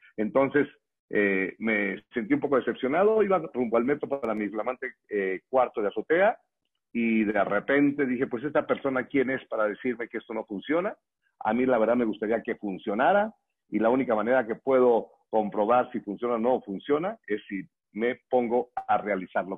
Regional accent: Morelia, Michoacán, Mexico; now in Mexico City, Mexico; Yo soy originario de Morelia, Michoacán

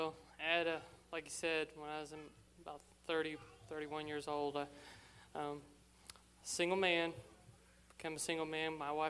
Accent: Morgantown, Indiana, United States; Morgantown, Indiana.

